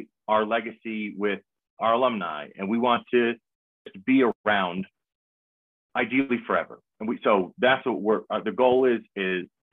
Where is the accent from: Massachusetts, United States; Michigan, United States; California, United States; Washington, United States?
Michigan, United States; moved away as an adult; also born or lived in Hawaii / East Coast; now in Oklahoma, United States; I'm from Michigan